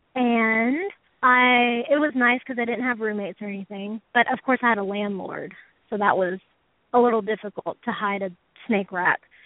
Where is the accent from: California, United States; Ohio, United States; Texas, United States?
Texas, United States; Houston; I'm from Houston, Texas